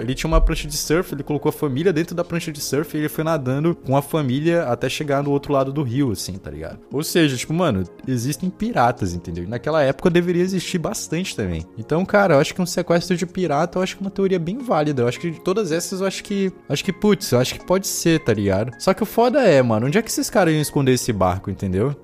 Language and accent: Portuguese; Manaus, Amazonas, Brazil; eu sou de Manaus